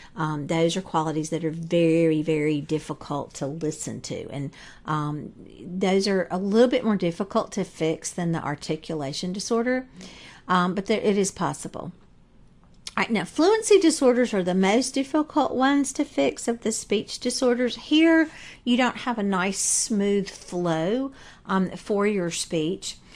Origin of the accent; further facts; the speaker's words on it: the South, United States; accent: Southern; I'm from the South, as you can probably tell from my voice